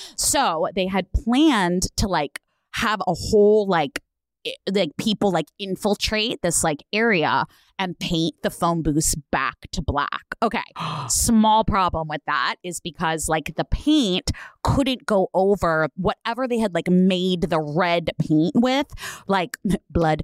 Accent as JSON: {"language": "English", "area": "Bay Area", "region": "California", "country": "United States", "tie": "born or raised there", "said": "I grew up in the Bay Area"}